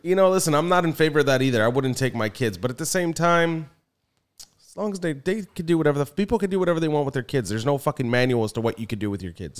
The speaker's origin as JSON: {"language": "English", "town": "Philadelphia", "region": "Pennsylvania", "country": "United States", "said": "I'm from Philly. I love it. That's my, that's my home"}